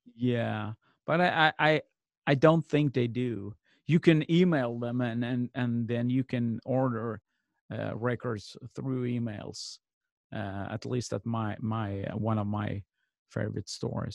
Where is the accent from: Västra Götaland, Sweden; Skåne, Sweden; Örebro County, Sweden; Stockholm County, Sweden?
Skåne, Sweden; Malmö; in my hometown of Malmö, Sweden